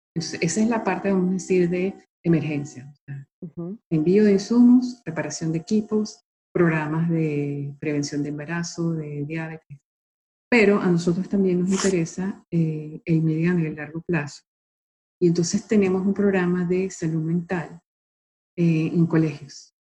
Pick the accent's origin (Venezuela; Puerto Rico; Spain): Venezuela; moved away; also born or lived in Italy; yo nací en Italia, pero a los tres meses mis padres me llevaron a Venezuela